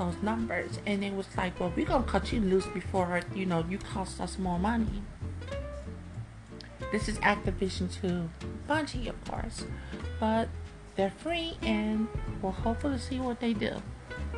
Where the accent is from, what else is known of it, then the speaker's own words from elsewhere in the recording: Chicago, Illinois, United States; I am from Chicago